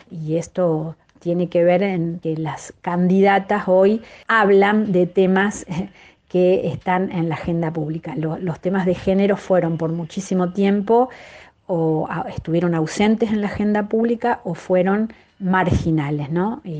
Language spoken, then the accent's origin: Spanish; Santa Fe, Argentina; Bueno, yo soy de Santa Fe, por ejemplo, y no la legislatura se renueva totalmente dentro de dos años.